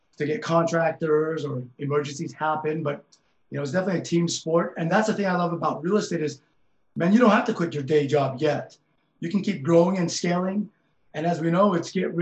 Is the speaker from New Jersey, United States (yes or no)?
no; West Valley City, Utah, United States; also born or lived in Laos; coming from where I came from on the West Side and growing up in West Valley